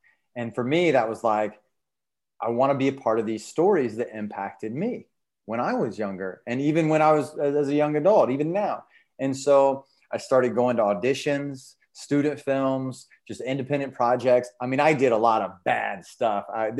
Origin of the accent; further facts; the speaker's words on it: the South, United States; And especially as a young man growing up in the South, where a lot of times it's not spoken, but you're not really supposed to like show certain emotions, right?